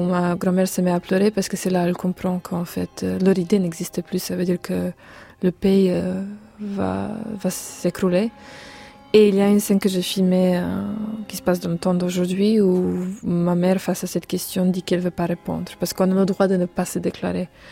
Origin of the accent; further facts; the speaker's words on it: Serbia; chez nous en Serbie